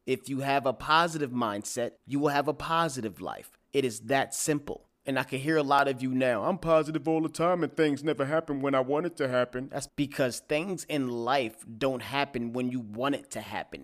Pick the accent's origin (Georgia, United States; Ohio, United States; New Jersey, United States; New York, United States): New York, United States; New York City; I am from Staten Island, New York.